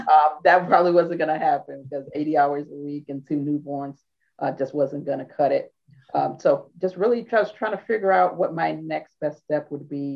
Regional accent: St. Louis, Missouri, United States; moved away as an adult; also born or lived in Pennsylvania; now in Washington, D.C. metro area, United States; I am originally from St. Louis, Missouri, so the Midwest, and tracked out here in 1992

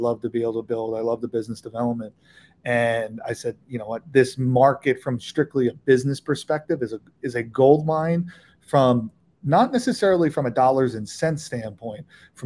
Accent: Philadelphia, Pennsylvania, United States; I grew up in Philadelphia

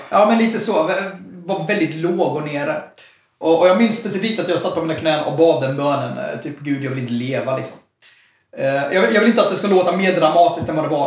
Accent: Jönköping, Jönköping County, Sweden; also born or lived in Stockholm; jag är född i Stockholm och flyttade till Jönköping. Jag var väldigt ung, så jag, jag är Jönköpingsbo in i märg och ben

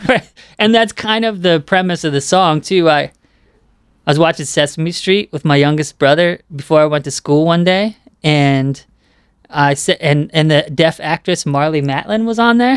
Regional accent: Southern California, United States; I grew up in Southern California

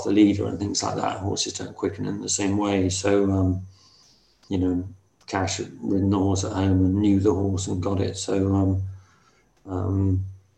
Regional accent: Ireland; moved away; I grew up in Ireland, had lots of happy, happy memories there

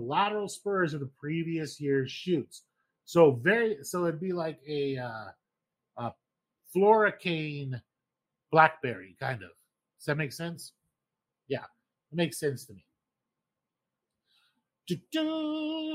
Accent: Idaho, United States; moved away; Growing up in Idaho

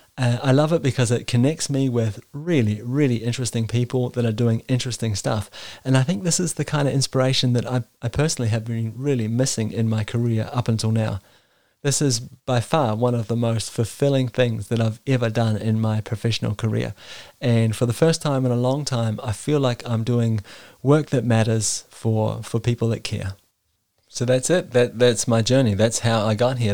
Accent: New Zealand; moved away as an adult; now in Denmark; I was born and raised in New Zealand, and I've been living in Denmark for the last ten years.

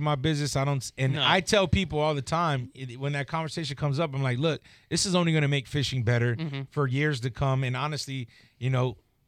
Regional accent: Tampa, Florida, United States; we're from Tampa

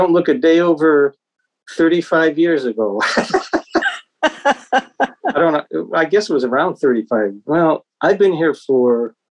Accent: Boston, Massachusetts, United States; I was born in Boston. That's why, you know, my house was like 30 minutes from Berkeley.

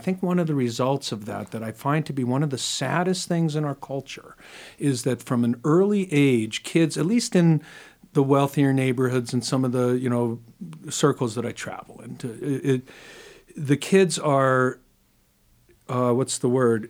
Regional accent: New York City, New York, United States; I grew up in New York City

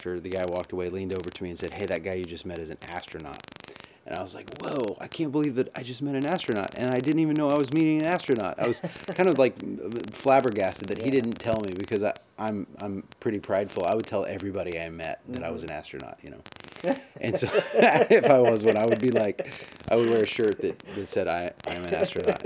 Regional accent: Florida, United States; I grew up in Florida

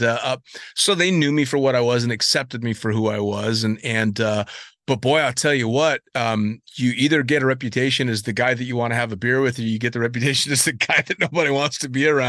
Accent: United States; also born or lived in Dubai; I was in the minority as an American.

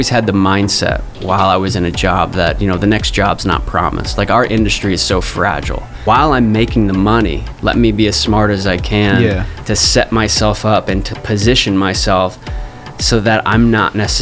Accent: Arizona, United States; now in New York, United States; I grew up in Arizona, so you know, the cool thing definitely wasn't to be a dancer

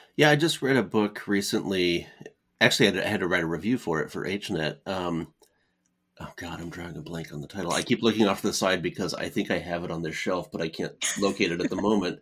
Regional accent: California, United States; now in Ohio, United States; I'm from California

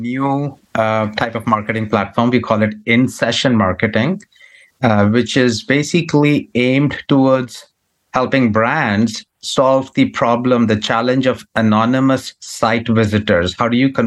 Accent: India; now in United States; I come from India

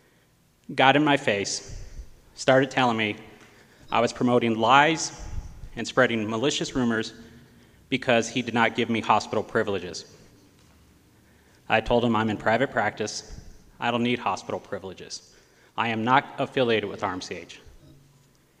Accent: Gallup, New Mexico, United States; I was raised here in Gallup

